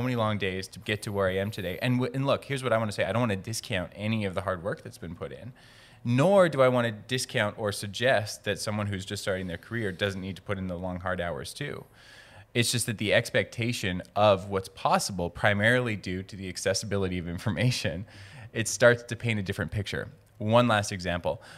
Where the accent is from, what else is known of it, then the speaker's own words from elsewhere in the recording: Cranbrook, British Columbia, Canada; now in Vancouver, Canada; I grew up in Cranbrook, British Columbia, small town, twenty-two thousand people, very southeast corner of British Columbia.